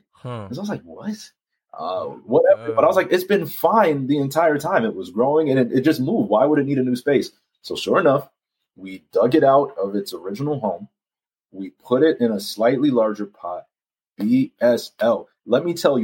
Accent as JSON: {"language": "English", "region": "New York", "country": "United States", "tie": "born or raised there", "moved": "yes", "said": "I love New York, born and raised in Harlem"}